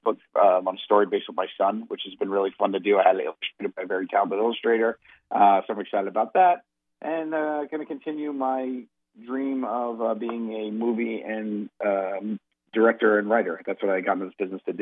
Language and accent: English; New York, United States; I'm from New York. I'm a New Yorker